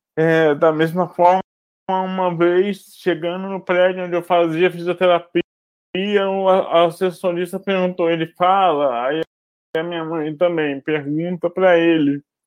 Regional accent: Brazil; moved away as an adult; now in Rio de Janeiro, Brazil; Eu nasci em Barrança e moro aqui no Rio desde 2004

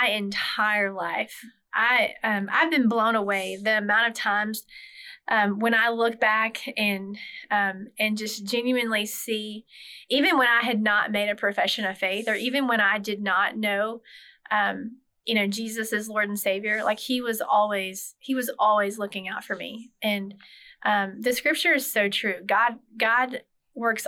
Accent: North Carolina, United States; I grew up in North Carolina in a small town, so lived a small town life

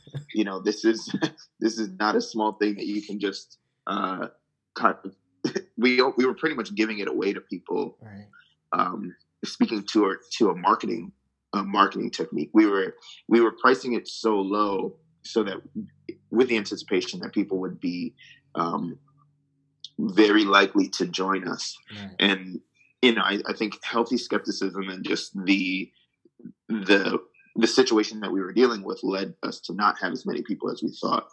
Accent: New Jersey, United States; I grew up in New Jersey

